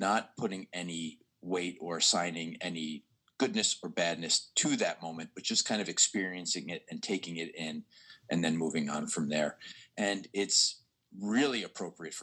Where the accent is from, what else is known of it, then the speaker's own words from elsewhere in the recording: New York, United States; moved away as an adult; also born or lived in Baltimore, United States; now in Philadelphia, United States; I'm a New Yorker originally. I'm from New York, but I spent the last 15 years of my life in Baltimore